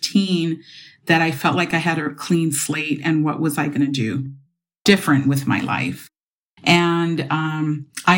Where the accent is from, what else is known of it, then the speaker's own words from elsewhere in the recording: Los Angeles, California, United States; I grew up in Silver Lake.